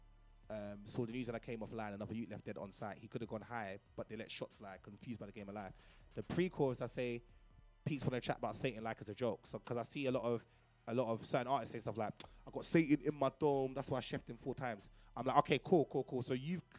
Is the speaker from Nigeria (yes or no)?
yes; Nigeria; Growing up in Nigeria